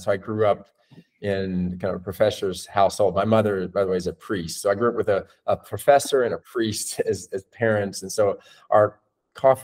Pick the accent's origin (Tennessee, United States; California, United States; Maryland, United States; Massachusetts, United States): Tennessee, United States; Nashville; now in New York City, United States; I'm originally from Nashville, Tennessee, born and raised